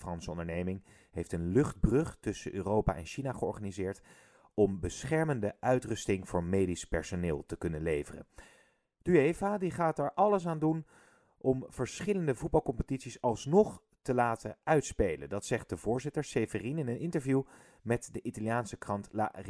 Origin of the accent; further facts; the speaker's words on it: Haarlem, North Holland, Netherlands; En wij komen zelf uit Haarlem, dus we wilden niet die kant op, omdat we weten dat het heel druk is.